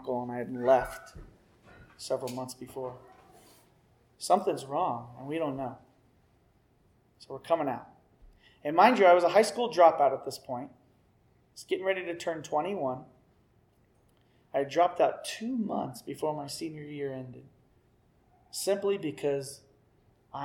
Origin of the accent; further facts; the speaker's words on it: Missouri, United States; moved away as an adult; also born or lived in Riverside, California; I came from Beaver Cleaverville, guys, Missouri. My family life was good.